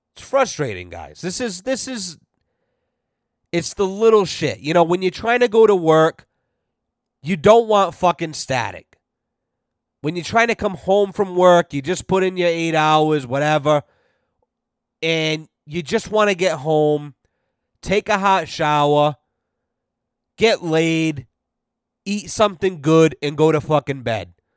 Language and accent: English; United States; I'm an American